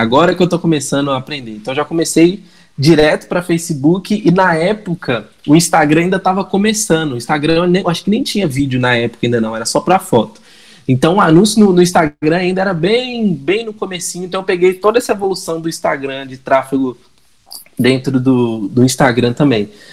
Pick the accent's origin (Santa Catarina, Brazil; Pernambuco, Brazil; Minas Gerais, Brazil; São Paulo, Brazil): Minas Gerais, Brazil; accent: mineiro; Eu, como um bom mineirinho, vocês vão, vocês vão perceber pelo sotaque e o encolhimento das palavras